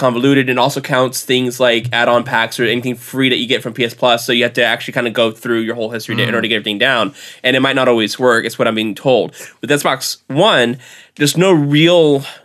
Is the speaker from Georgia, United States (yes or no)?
no; Texas, United States; I'm from Texas